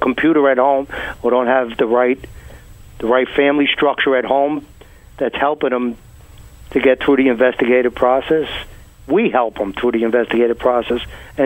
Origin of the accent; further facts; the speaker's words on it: New York City, New York, United States; I grew up in Benson Arms of Brooklyn